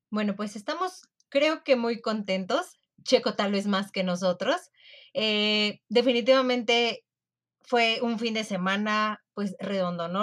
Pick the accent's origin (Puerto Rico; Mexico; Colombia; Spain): Mexico; como mexicana